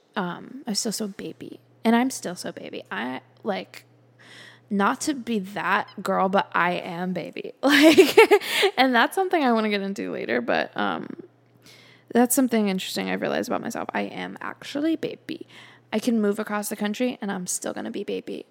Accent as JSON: {"language": "English", "town": "Charlotte", "region": "North Carolina", "country": "United States", "tie": "born or raised there", "also_born_or_lived": "Calabash, North Carolina / California", "moved": "as an adult", "said": "I was about to graduate college in my hometown, living with my nana."}